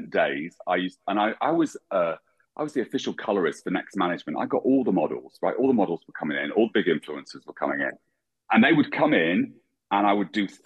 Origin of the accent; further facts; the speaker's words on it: England, United Kingdom; moved away; I'm an English colorist.